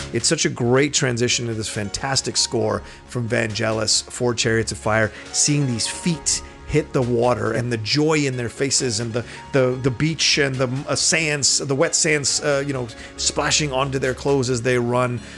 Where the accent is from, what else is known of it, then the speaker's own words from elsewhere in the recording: United States; an American like me